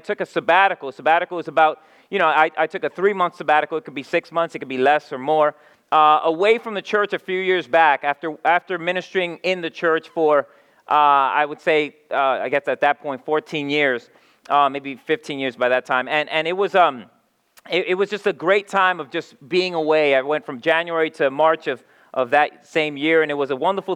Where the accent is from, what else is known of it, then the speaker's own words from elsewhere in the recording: New York City, New York, United States; now in Philadelphia, United States; I come from, like Mark said, I come from New York City